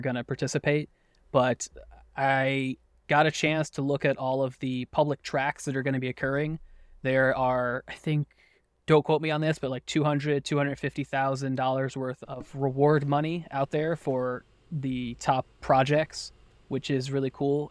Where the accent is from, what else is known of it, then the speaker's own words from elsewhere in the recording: United States; I was born and raised in the U S.